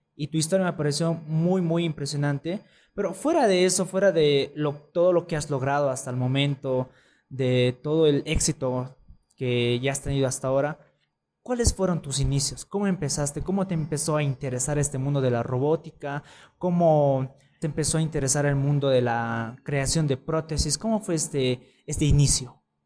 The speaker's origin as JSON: {"language": "Spanish", "country": "Bolivia", "said": "nosotros como bolivianos"}